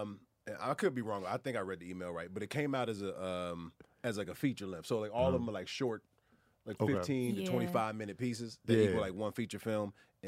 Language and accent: English; Atlanta, Georgia, United States; I grew up in Atlanta.